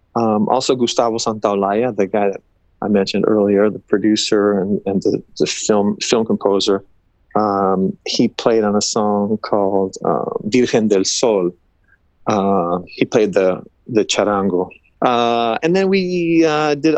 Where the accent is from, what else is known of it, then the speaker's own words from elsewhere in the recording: Los Angeles, California, United States; I'm kind of from